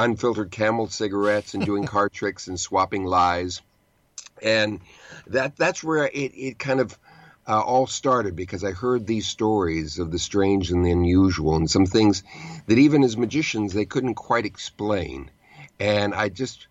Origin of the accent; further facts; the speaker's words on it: Southern California, United States; also born or lived in New York City; now in New York, United States; I grew up in Southern California